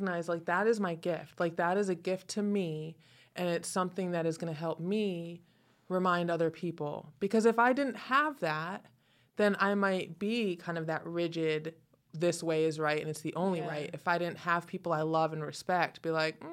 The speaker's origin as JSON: {"language": "English", "region": "Connecticut", "country": "United States", "moved": "yes", "lives_now": "the South, United States", "said": "I am originally from Connecticut."}